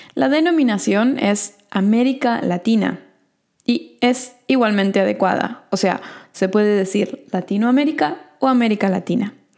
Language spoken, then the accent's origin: Spanish; Argentina; yo, por ejemplo, que soy de Argentina, diría que soy sudamericana